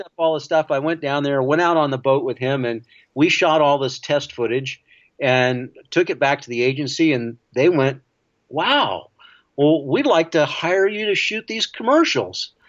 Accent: Florida, United States; I grew up in Florida

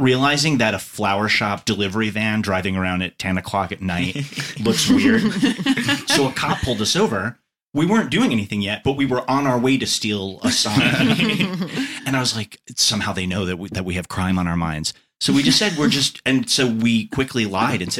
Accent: Long Island, New York, United States; moved away; I grew up on Long Island, New York, which is like diner culture, center of the bullseye

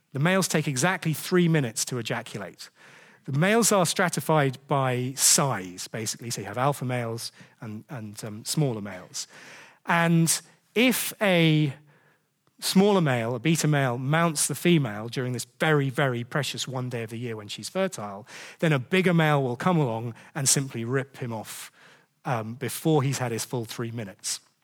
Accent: United Kingdom; we're British

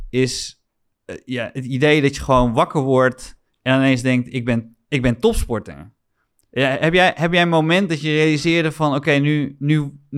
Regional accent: Middelburg, Zeeland, Netherlands

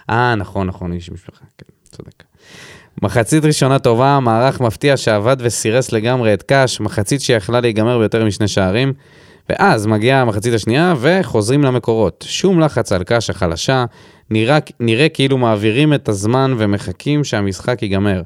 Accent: Beersheba, Southern District, Israel; גדלתי בבאר שבע

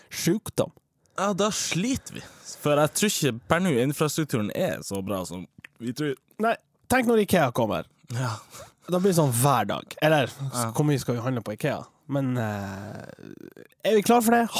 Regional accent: Tromsø, Troms, Norway; Jeg er fra Tromsdalen

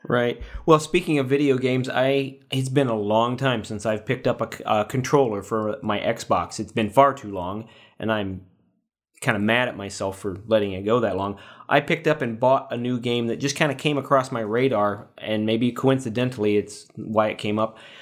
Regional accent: Paxton, United States; here in my hometown of Paxton

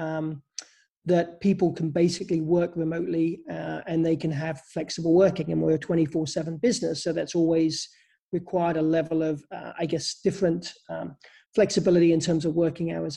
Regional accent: England, United Kingdom; moved away; I come from England originally

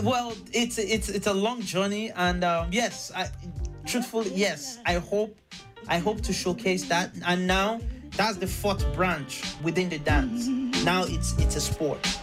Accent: Carlow, Ireland; I grew up um, um, um, as half Nigerian and half Irish, uh, or Nigerian Irish

